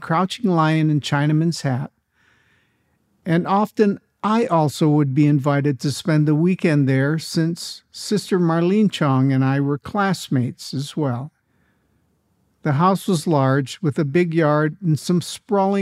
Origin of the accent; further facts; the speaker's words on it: Honolulu, Hawaii, United States; I was born in Honolulu in the late 1940s, before Hawaii was a state